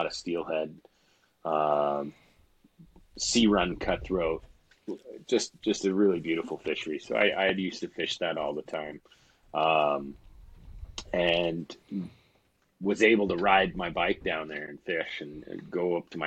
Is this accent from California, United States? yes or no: no; Nisqually River, Washington, United States; I grew up on the Nisqually River in Washington State